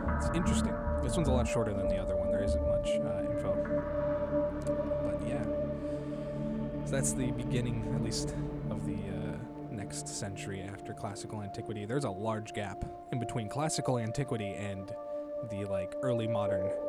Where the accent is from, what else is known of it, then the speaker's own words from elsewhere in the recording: United States; I'm American.